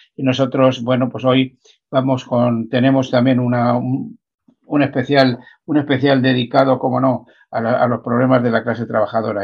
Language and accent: Spanish; Madrid, Community of Madrid, Spain; los que somos de Vicálvaro nos, sentimos muy, muy orgullosos